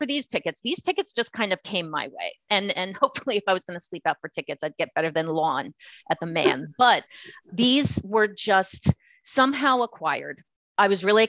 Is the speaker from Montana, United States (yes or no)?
no; Southern Delaware County, Pennsylvania, United States; We grew up in Southern Delaware County